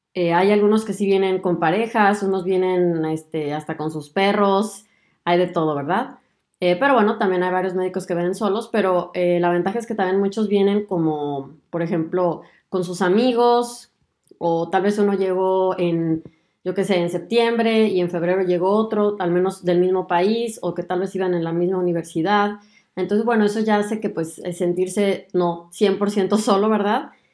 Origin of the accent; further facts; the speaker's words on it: Mexico; moved away as an adult; now in Germany; soy mexicana y además de aventurarme en el mundo de la medicina, también decidí mudarme a Alemania